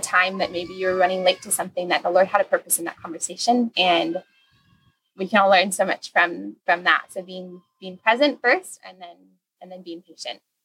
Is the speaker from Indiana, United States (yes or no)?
yes; Indiana, United States; moved away as an adult; now in Masatepe, Nicaragua; I am from Indiana originally